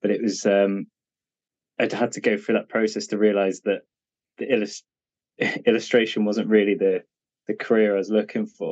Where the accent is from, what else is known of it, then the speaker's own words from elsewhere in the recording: Cheltenham, South West England, United Kingdom; my hometown in Cheltenham